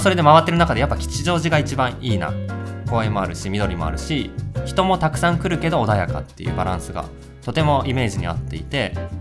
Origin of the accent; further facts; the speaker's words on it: West Tokyo, Japan; 僕が西東京出身